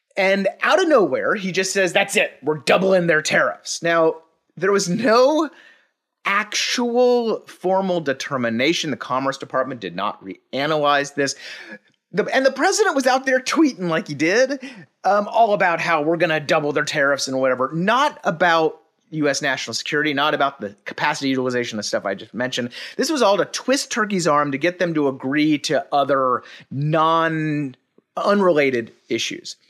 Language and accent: English; Dallas, Texas, United States; was born and raised in Dallas